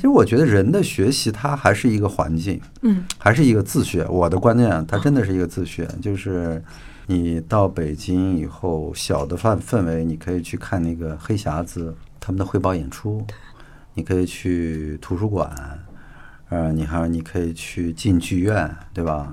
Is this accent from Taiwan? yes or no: no; Lanzhou, Gansu, China; moved away; also born or lived in Jinchuan County, Gansu / Beijing; 我是嗯。那个在兰州长大的